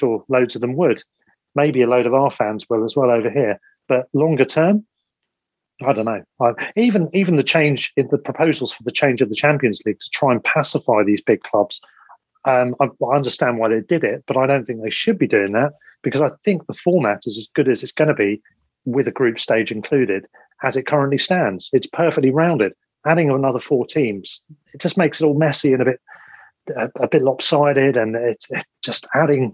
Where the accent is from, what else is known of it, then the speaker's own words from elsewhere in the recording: England, United Kingdom; we're English football fans